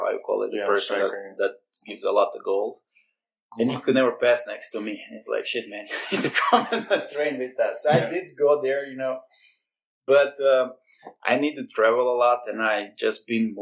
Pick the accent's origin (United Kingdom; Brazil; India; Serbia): Serbia; moved away as an adult; also born or lived in Belgium; 2003, I moved from Serbia to Belgium, where I lived for 9 years after that.